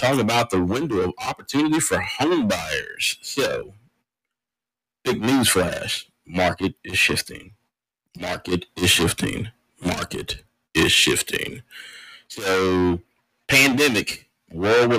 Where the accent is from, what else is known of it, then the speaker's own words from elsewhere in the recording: Austin, Texas, United States; now in Maryland, United States; my hometown of Austin